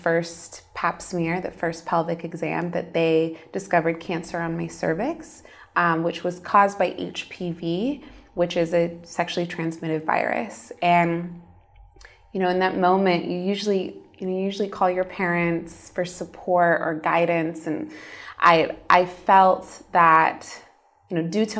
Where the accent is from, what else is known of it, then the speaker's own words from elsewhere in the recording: United States; moved away; I grew up in the States in a Muslim Arab American home. My parents immigrated to the States from Egypt